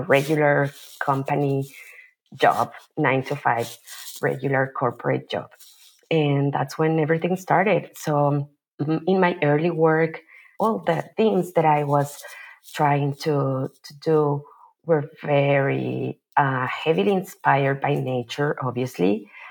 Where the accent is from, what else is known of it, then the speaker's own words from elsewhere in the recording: Mexico City, Mexico; moved away as an adult; also born or lived in Bay Area, California; now in Oakland, United States; I am originally from Mexico City, where I was born and raised. And I moved to the Bay Area